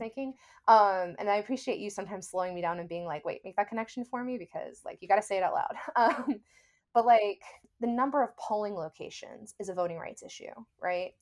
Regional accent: the South, United States; now in New Orleans, United States; growing up in the South

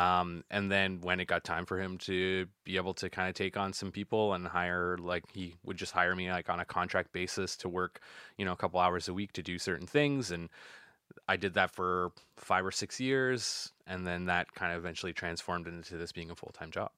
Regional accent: Yarmouth, Nova Scotia, Canada; grew up just outside of Yarmouth on a place called Surett's Island

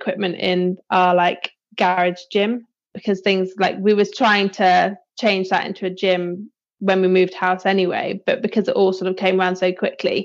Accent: Bristol, South West England, United Kingdom; moved away as an adult; also born or lived in Loughborough; now in Frome, United Kingdom; I'm from Bristol originally, and then came down Somerset way once I finished

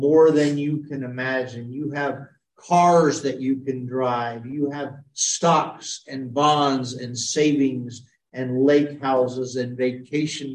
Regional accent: United States; I'm an American

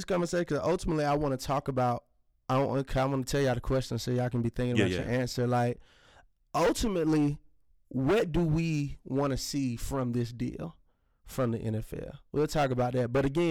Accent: Georgia, United States; I'm a true Georgia boy

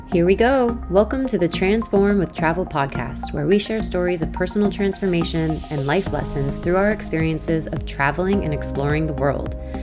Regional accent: South Florida, United States; moved away as an adult; also born or lived in Sydney, Australia; I am American. I am from South Florida, born and raised

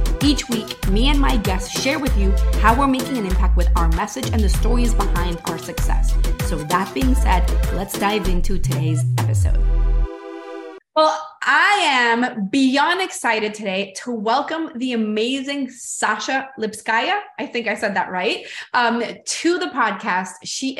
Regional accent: Brazil; born there; moved away; also born or lived in Venezuela / Spain / United States / India; I was born in Brazil, moved to Venezuela, moved to Spain, to the US, to India. So I've lived all over the world too.

